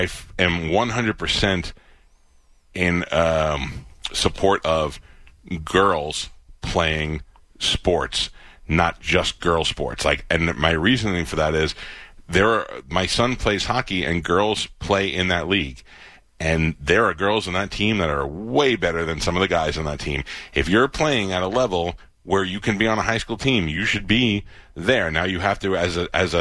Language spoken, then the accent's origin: English; New York City, New York, United States; moved away as an adult; I grew up in Staten Island